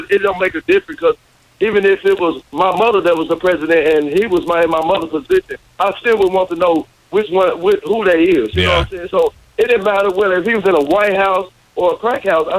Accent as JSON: {"language": "English", "region": "Arkansas", "country": "United States", "tie": "born or raised there", "said": "growing up in Arkansas"}